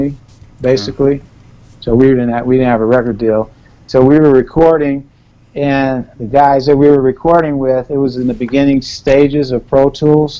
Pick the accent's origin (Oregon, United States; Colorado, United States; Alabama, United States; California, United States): California, United States; Los Angeles; growing up in South Central, hearing helicopters and a lot of chaos going around